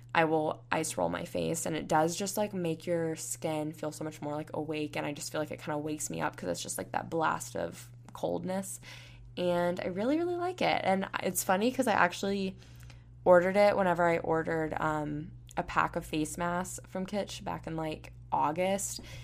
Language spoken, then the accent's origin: English; Panama City Beach, Florida, United States; now in Tuscaloosa, United States; I'm from Panama City Beach, Florida, and I'm going to be moving to Houston, Texas soon